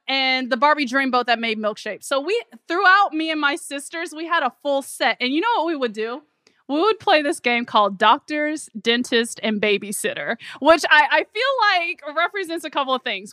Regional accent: Memphis, Tennessee, United States; growing up in Memphis, Tennessee

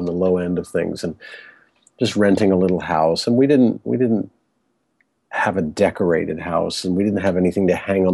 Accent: Cape Canaveral, Florida, United States; also born or lived in Washington, D.C. area; I grew up in right near Cape Canaveral. And so for my entire childhood

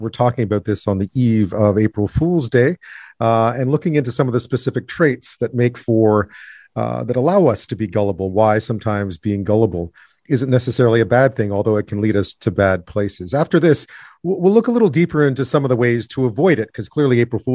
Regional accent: Quebec, Canada; I grew up in Quebec

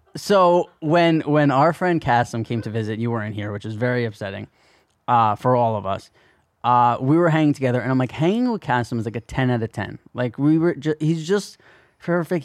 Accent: New Jersey, United States; growing up in New Jersey

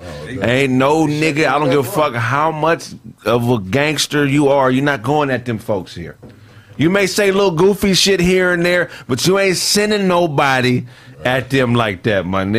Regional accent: Pasadena, California, United States; As soon as they know I'm from Pasadena

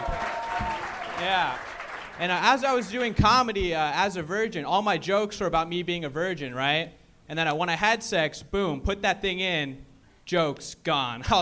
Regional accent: Arkansas, United States; I grew up in Arkansas

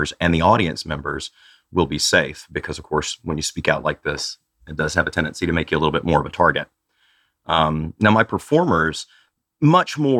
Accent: Tennessee, United States; I grew up queer in Tennessee in a little bitty farm community

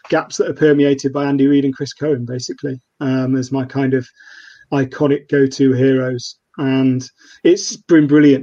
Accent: Nottingham, East Midlands, United Kingdom; moved away as an adult; born and bred in Nottingham. I left to go to uni

